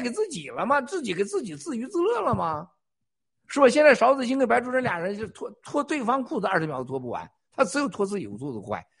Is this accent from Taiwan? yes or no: no; China; 我们中国人